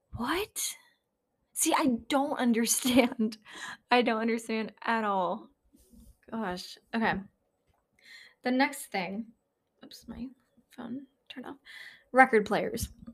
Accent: New Hampshire, United States; moved away; up in New Hampshire in my hometown

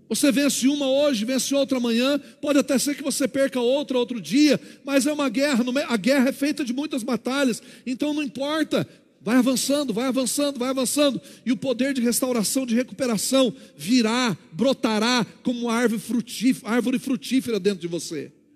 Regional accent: Paraná, Brazil; moved away; lá no Paraná, de onde eu nasci

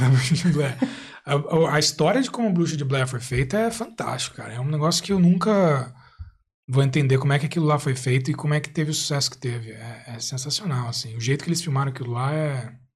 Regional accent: Brazil; moved away as an adult; now in Ireland; eu aprendi inglês desde criança no, no Brasil

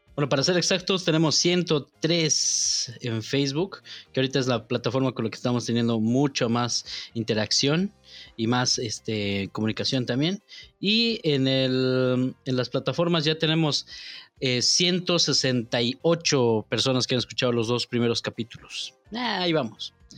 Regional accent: La Paz, Bolivia; accent: paceño; now in Santa Cruz, Bolivia; Pese, pese a que estoy aquí, yo hablo como paseño nomás

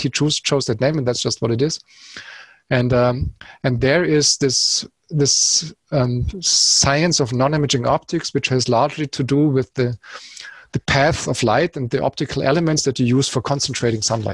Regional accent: Munich, Bavaria, Germany; it's my hometown

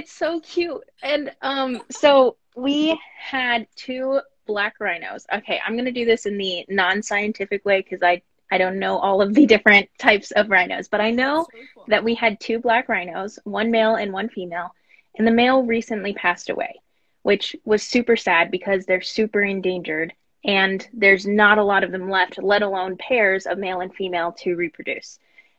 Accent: El Dorado, Kansas, United States; also born or lived in Wichita, Kansas; Sedgwick County, it's where my hometown is. I'm from El Dorado and Wichita.

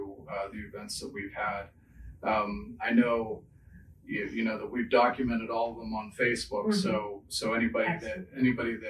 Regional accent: Pittsburgh, Pennsylvania, United States; moved away as an adult; now in Chagrin Valley, United States; I'm originally from Pittsburgh

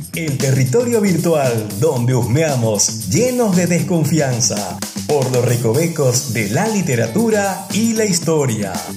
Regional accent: Camba, eastern lowlands, Bolivia; un camba muy rural de solo 20 años

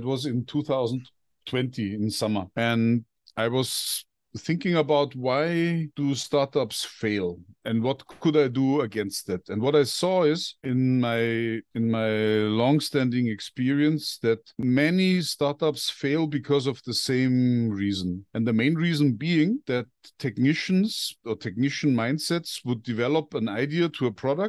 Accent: Bavaria, Germany; born there; I'm 58 years old. I was born in Bavaria, which is in the very south of Germany.

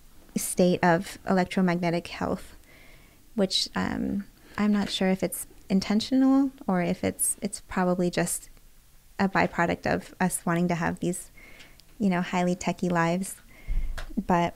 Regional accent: Bay Area, California, United States; also born or lived in rural Oregon; now in Los Angeles, United States; I'm from the Bay Area

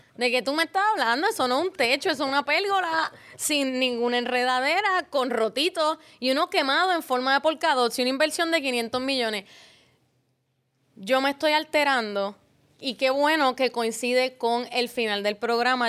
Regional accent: San Juan, Puerto Rico; Yo soy nacida y criada en Río Piedra.

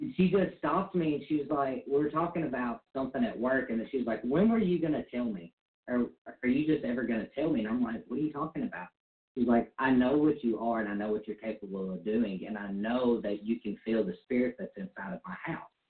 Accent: Mississippi, United States; We are married and we're from Mississippi

